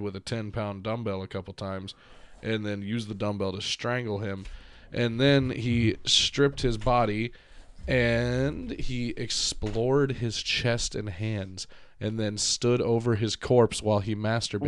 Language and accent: English; United States; now in Ohio, United States; I'm proud of being American